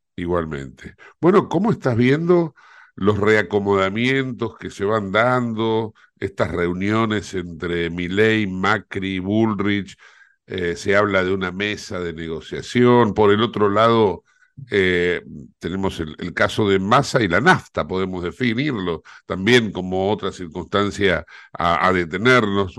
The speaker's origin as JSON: {"language": "Spanish", "country": "Argentina", "said": "somos los argentinos"}